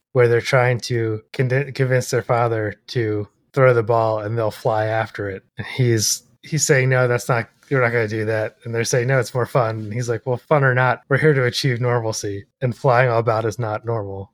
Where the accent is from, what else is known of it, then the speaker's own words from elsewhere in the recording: United States; I'm ethnically Irish, I'm an American